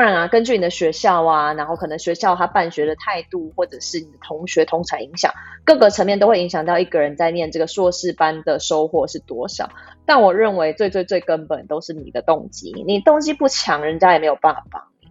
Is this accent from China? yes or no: no; Taiwan; 像我一样，台湾的思想，台湾的想法